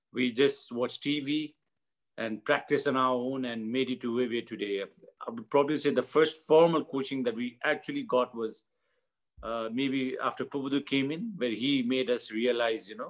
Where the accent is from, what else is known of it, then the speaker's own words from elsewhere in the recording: Kathmandu, Bagmati, Nepal; I was born in Kathmandu